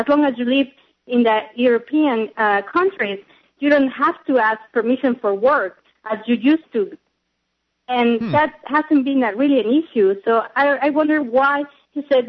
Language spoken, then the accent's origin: English; Mexico; now in United States; I'm an immigrant, right? So I'm from Mexico